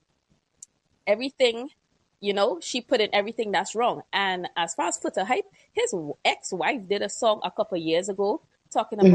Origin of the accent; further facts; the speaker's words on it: Trinidad & Tobago; I am from Trinidad and Tobago